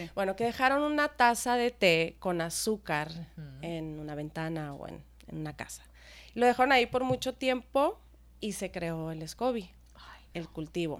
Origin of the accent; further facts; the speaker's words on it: Sonora, Mexico; also born or lived in United States; yo soy de Sonora